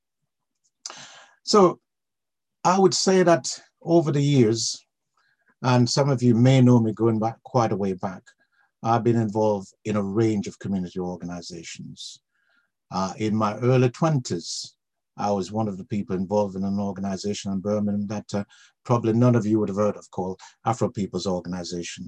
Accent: Jamaica; now in United Kingdom; I came here from Jamaica, where I was born

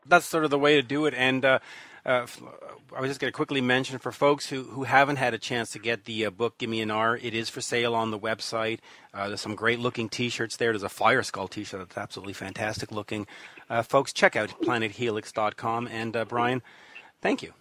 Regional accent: Canada; accent: Canadian; my Canadian accent

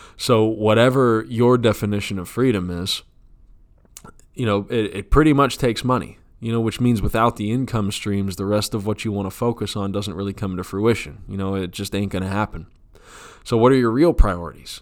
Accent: United States

